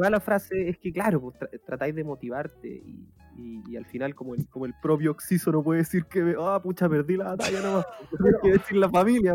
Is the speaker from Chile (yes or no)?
yes; Chile; somos un país de grandes personas